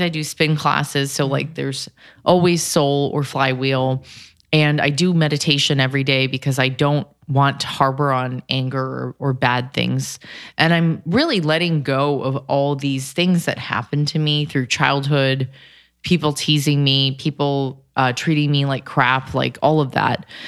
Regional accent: California, United States; I'm from Cali

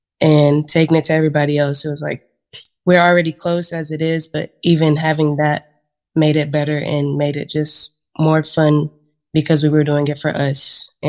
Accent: Cleveland, Tennessee, United States; also born or lived in Chattanooga, Tennessee; So I was born in Chattanooga, Tennessee. But my hometown as of right now is Cleveland, Tennessee, which is only about 30 minutes. But I've been all over because my brother's dad was military.

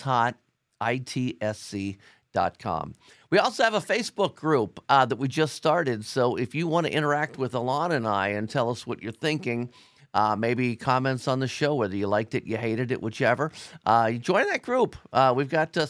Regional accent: Cincinnati, Ohio, United States; I'm from Cincinnati

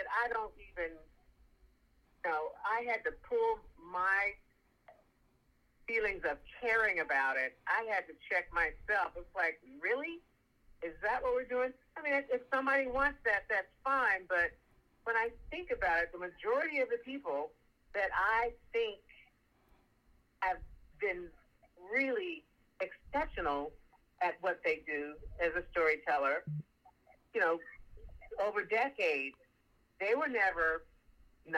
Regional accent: Oklahoma, United States; also born or lived in Texas; When I was growing up in Oklahoma and Texas and that area

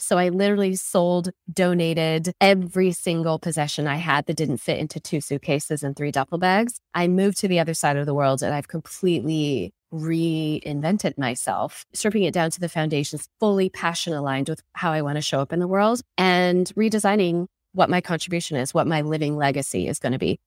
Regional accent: Seattle, Washington, United States; moved away as an adult; also born or lived in Silicon Valley; Seattle economy, which is my hometown

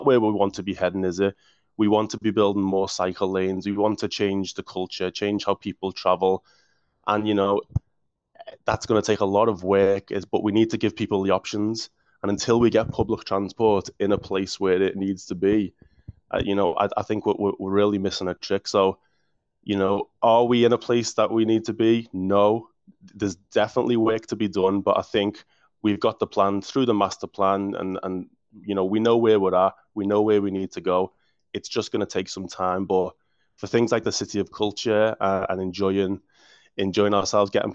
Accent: Liverpool, North West England, United Kingdom; moved away; as you can tell from the accent, I'm from Liverpool

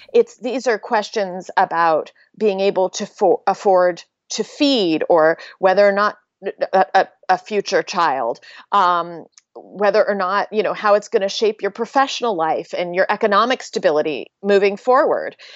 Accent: Pennsylvania, United States; growing up in Pennsylvania

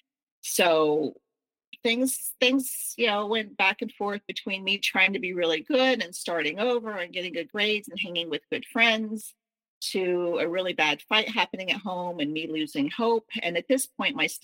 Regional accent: the South, United States; I was raised in the South

